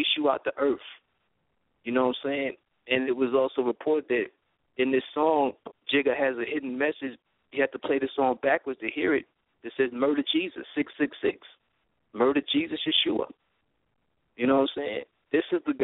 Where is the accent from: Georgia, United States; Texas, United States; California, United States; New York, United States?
New York, United States; Brooklyn; I'm from Brooklyn